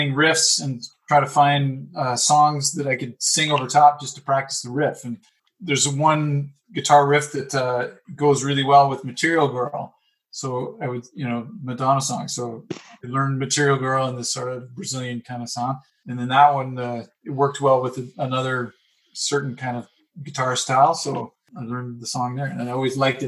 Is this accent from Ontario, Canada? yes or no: yes; Ontario, Canada; this little kid who grew up in the suburbs